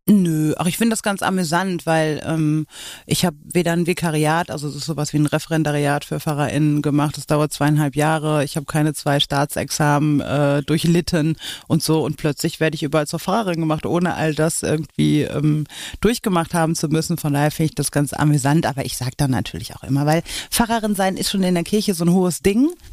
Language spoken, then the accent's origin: German; Oberhausen, North Rhine-Westphalia, Germany; ich bin so am Stadtrand von Oberhausen groß geworden